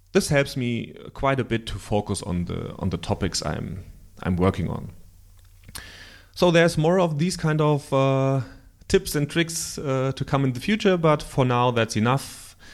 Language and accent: English; Germany; accent: German; English is a second language; my bloody German accent